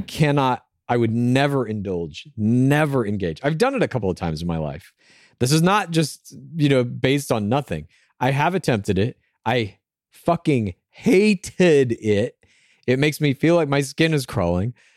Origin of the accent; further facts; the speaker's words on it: Los Angeles, California, United States; I would say my hometown is Los Angeles.